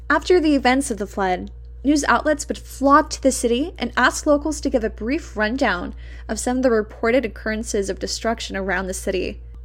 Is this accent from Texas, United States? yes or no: yes; Del Rio, Texas, United States; Growing up in Del Rio